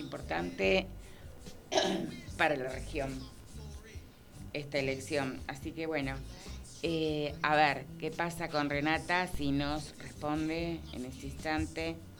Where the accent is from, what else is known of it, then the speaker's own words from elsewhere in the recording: Argentina; nosotras y nosotros como argentinas